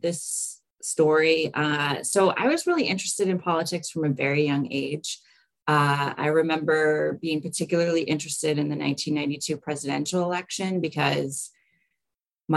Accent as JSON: {"language": "English", "region": "Massachusetts", "country": "United States", "tie": "born or raised there", "also_born_or_lived": "Rhode Island / Long Island, New York / Birmingham, Alabama", "moved": "as an adult", "lives_now": "Augusta, United States", "said": "I grew up actually in Massachusetts"}